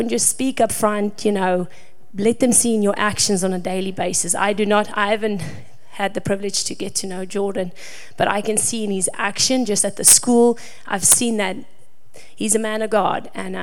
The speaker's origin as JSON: {"language": "English", "country": "South Africa", "moved": "as an adult", "lives_now": "United States", "said": "that we are from South Africa, and for us, we are in America because this is our mission field. You know, we're from South Africa where we always see foreigners come and do the mission in our country, and when we were called to come to the States"}